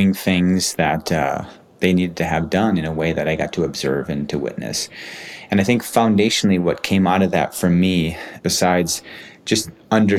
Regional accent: Oconomowoc, Wisconsin, United States; I was born in Oconomowoc, Wisconsin, which is a suburb of Milwaukee

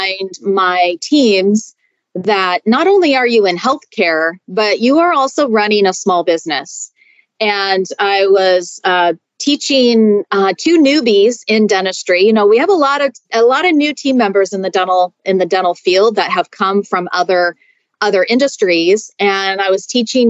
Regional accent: Seattle, Washington, United States; moved away as an adult; now in Denver, United States; I'm originally from Seattle

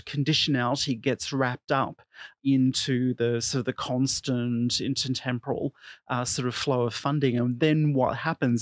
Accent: Australia; my home country of Australia

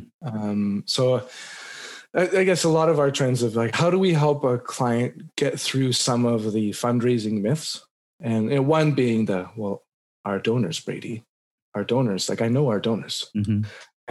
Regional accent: British Columbia, Canada; as a British Columbian in Canada right now

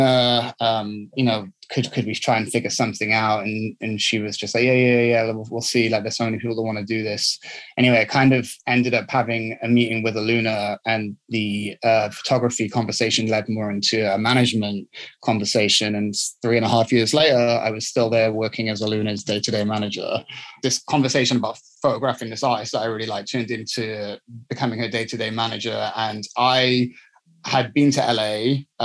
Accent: South Wales, United Kingdom; also born or lived in London; now in Los Angeles, United States; I was born in London and I grew up in Wales

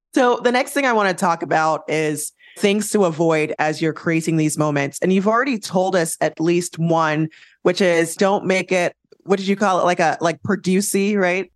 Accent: Jamaica; I'm Jamaican

